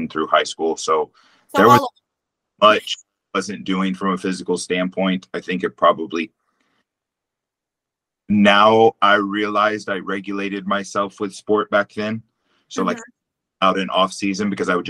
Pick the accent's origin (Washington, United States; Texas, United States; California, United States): Texas, United States; growing up in Texas